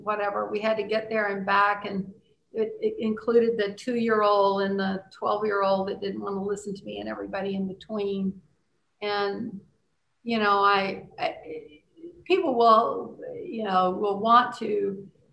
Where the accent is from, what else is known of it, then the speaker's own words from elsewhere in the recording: Cajun, Louisiana, United States; as a Cajun person